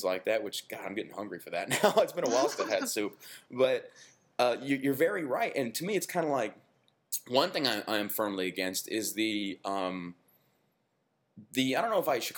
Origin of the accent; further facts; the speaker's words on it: Texas, United States; being born and raised in Texas, we were raised on what they call Tex-Mex